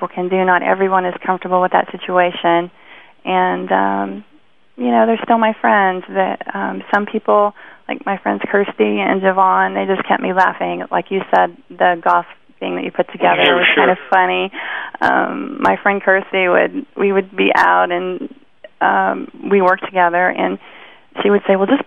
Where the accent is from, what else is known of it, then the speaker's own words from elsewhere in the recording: Indianapolis, Indiana, United States; I was living in Indianapolis at the time. That's my hometown